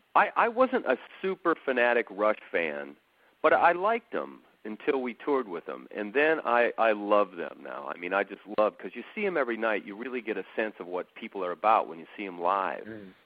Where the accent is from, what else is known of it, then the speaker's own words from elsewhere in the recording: Painesville, Ohio, United States; I was born in Painesville, which is a little area right outside of Cleveland.